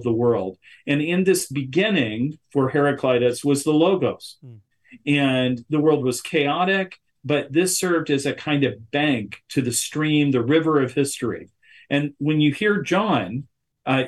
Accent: West Virginia, United States; I grew up in West Virginia

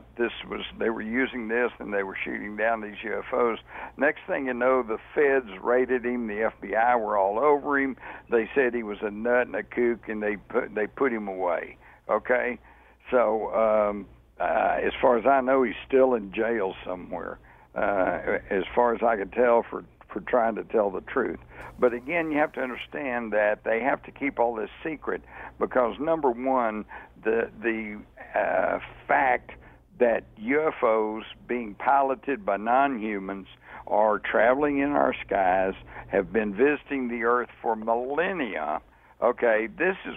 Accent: Texas, United States; I'm from Texas

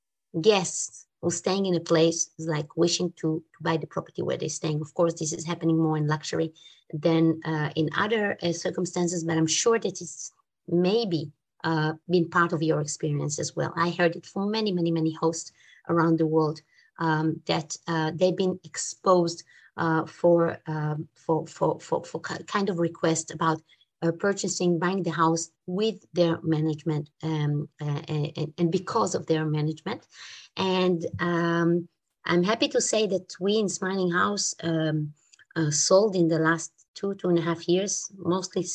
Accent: Israel; English is a second language; now in Switzerland; I'm from Switzerland. I'm originally from Israel. Maybe you can pick it up from my accent

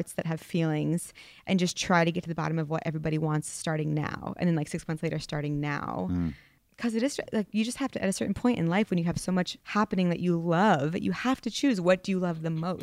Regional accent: Vermont, United States; I'm from Vermont. Like, I didn't dare.

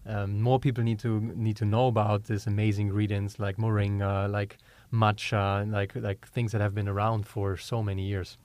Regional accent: Germany; accent: German; English is a second language; moved away as an adult; also born or lived in Georgia, United States; We're originally from Europe, as you can tell from my German accent. I'm German.

